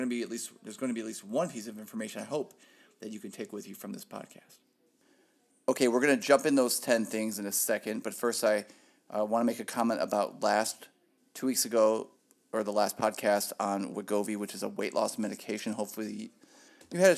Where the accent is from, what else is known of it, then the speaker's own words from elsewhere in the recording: Ohio, United States; moved away as an adult; now in Phoenix, United States; I'm from Ohio.